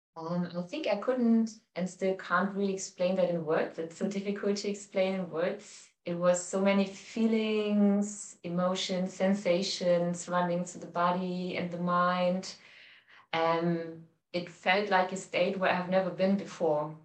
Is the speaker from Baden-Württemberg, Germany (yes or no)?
no; Cologne, North Rhine-Westphalia, Germany; moved away as an adult; also born or lived in Hamburg, Germany / India; I come from Cologne, but I lived in Hamburg in the north mm of Germany for 10 years